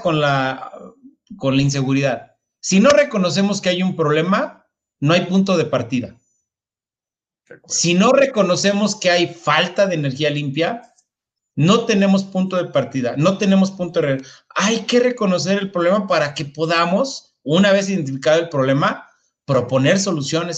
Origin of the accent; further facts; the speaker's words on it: northern Mexico, Mexico; Yo soy del, norte de México